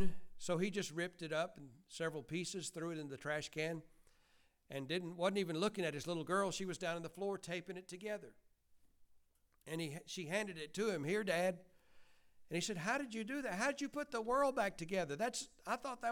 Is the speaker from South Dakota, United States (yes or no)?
no; Bowden, Georgia, United States; We are from Georgia